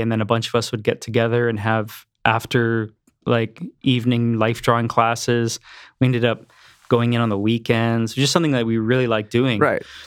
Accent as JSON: {"language": "English", "town": "Mississauga", "region": "Ontario", "country": "Canada", "tie": "born or raised there", "also_born_or_lived": "Cambridge, Ontario", "said": "I was born in Mississauga, Ontario. Okay. Um, we moved to Cambridge, Ontario in 87. I was 12"}